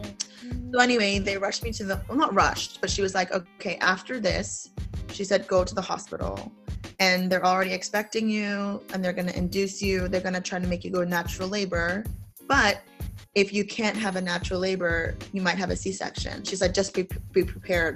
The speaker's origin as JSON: {"language": "English", "country": "United States", "said": "as a Filipino American, like I feel proud now to say I'm American"}